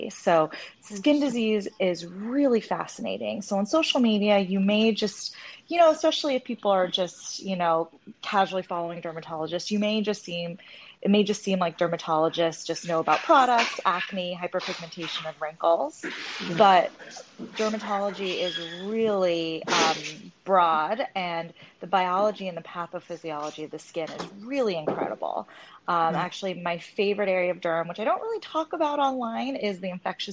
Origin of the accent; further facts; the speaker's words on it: a suburb outside of LA, California, United States; also born or lived in Hong Kong; I was born in Hong Kong, and my parents brought me here when I was one. So I grew up in a suburb outside